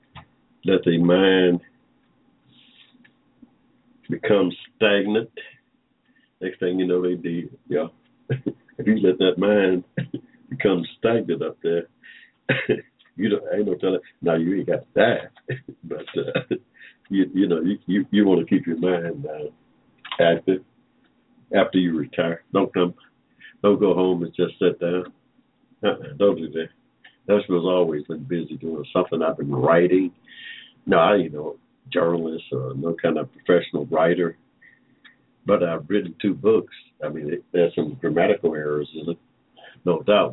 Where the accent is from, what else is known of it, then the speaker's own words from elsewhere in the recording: Georgia, United States; I was born here in Georgia